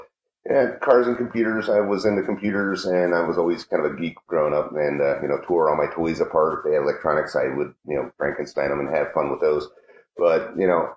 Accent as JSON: {"language": "English", "town": "Wellsboro", "region": "Pennsylvania", "country": "United States", "tie": "born or raised there", "said": "I'm from Wellsboro"}